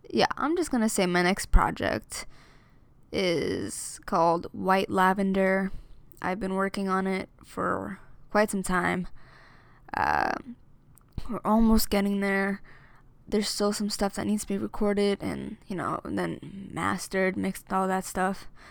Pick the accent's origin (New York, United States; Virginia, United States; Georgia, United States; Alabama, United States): New York, United States; Amityville; moved away as an adult; now in Philadelphia, United States; I'm from Amityville, New York, born and raised